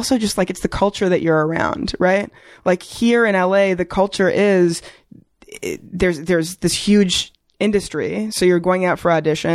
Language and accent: English; Toronto, Ontario, Canada; moved away as an adult; also born or lived in New York; now in Los Angeles, United States; I grew up in Toronto.